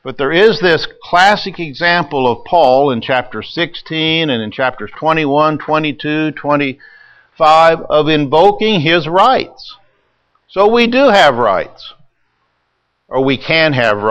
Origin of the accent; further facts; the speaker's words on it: United States; we're American citizens